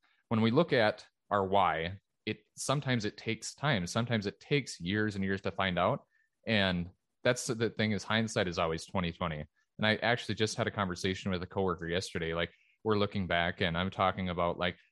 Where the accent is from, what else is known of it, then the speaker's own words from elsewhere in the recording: Minnesota, United States; here in the States and in my home state of Minnesota